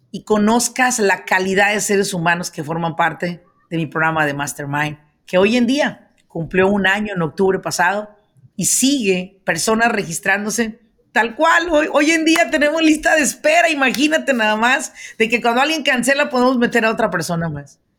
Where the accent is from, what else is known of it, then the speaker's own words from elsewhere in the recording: El Salvador; moved away as an adult; now in Maryland, United States; Llegué en el 2008, soy